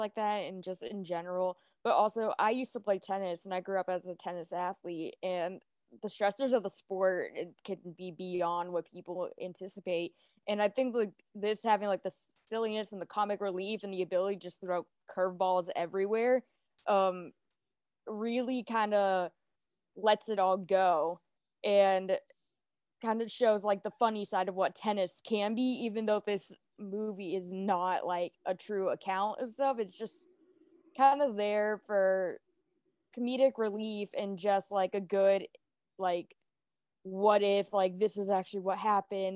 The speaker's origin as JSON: {"language": "English", "country": "United States", "said": "as an American who always looked up to Serena Williams"}